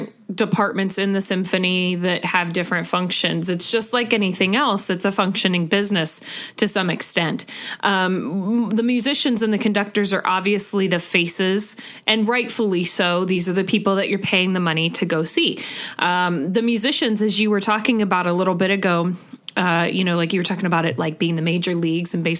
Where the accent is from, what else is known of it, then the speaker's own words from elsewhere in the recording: Northeast Ohio, United States; I am originally from the Northeast Ohio area